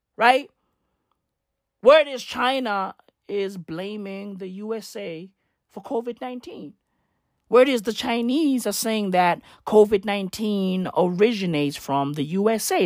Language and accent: English; South Africa; I'm not even American. I'm fucking South African